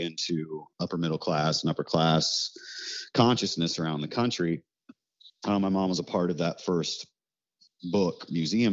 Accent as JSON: {"language": "English", "town": "Parkersburg", "region": "West Virginia", "country": "United States", "tie": "born or raised there", "moved": "yes", "lives_now": "New Orleans, United States", "said": "I was raised in Parkersburg, West Virginia"}